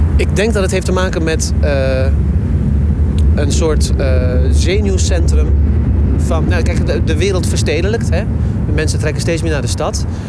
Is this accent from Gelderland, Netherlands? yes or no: yes; Zutphen, Gelderland, Netherlands; now in Rotterdam, Netherlands; ik kom uit Zutphen, dat is een klein stadje.